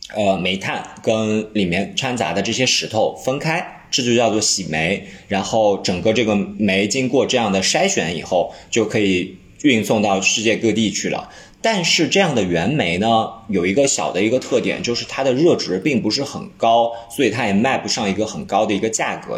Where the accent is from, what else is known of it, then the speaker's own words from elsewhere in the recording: Lianyungang, Jiangsu, China; 我的家乡，就是我是江苏连云港的